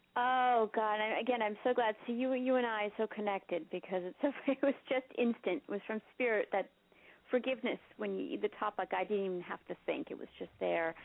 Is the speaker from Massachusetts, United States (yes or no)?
yes; Marblehead, Massachusetts, United States; I grew up in Marblehead, Massachusetts, which is right next to Salem, Massachusetts